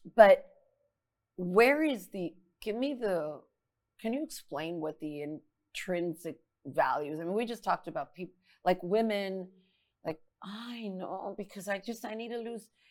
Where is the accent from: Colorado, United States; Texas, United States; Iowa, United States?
Texas, United States; Laredo; moved away as an adult; now in San Antonio, United States; moved to San Antonio from my hometown Laredo, Texas